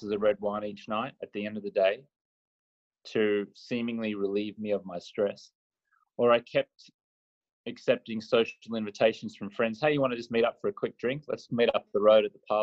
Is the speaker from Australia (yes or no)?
yes; Australia; I grew up in Australia where the drinking culture is rampant